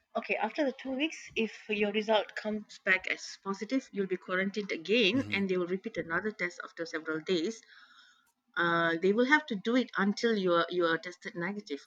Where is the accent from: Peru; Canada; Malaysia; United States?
Malaysia; as a Malaysian